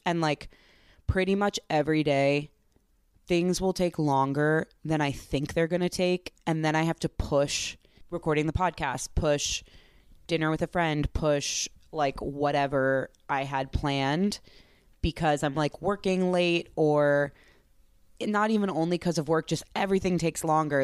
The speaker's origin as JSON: {"language": "English", "region": "East Coast", "country": "United States", "tie": "born or raised there", "moved": "yes", "lives_now": "Chicago, United States", "said": "I grew up on the East Coast"}